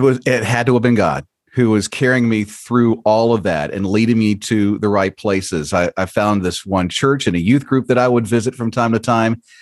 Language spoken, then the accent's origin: English; Florida, United States; I'm from Florida